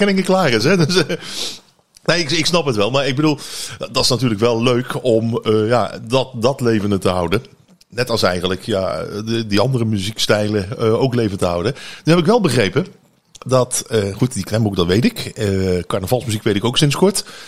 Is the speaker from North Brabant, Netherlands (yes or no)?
yes; North Brabant, Netherlands; wij als Brabanders